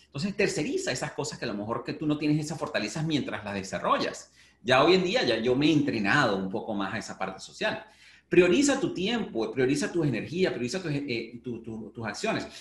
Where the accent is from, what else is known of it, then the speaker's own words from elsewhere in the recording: Venezuela; moved away; nací en Venezuela